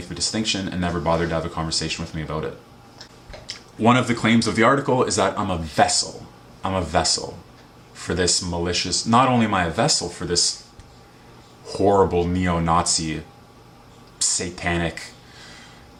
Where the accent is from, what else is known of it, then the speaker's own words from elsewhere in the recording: Canada; also born or lived in Vancouver, Canada; I was born in Canada.